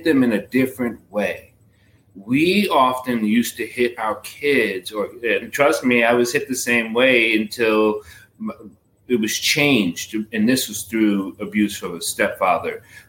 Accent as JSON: {"language": "English", "town": "New York City", "region": "New York", "country": "United States", "said": "I am from the boogie down"}